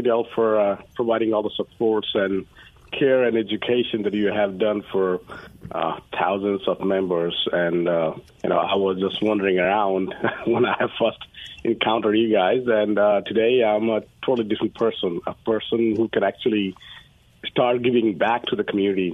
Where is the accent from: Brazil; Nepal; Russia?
Nepal; moved away as an adult; now in Dallas, United States; I'm originally from Nepal. I came to U.S. from my undergrad